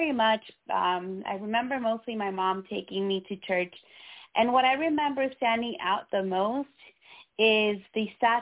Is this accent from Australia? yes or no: no; Nicaragua; moved away; I was born in Central America, so Nicaragua, where Catholicism is the religion of dominance in my country